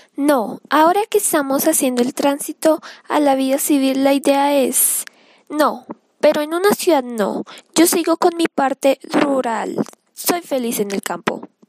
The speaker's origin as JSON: {"language": "Spanish", "region": "Caquetá", "country": "Colombia", "said": "Yo soy del Caquetá"}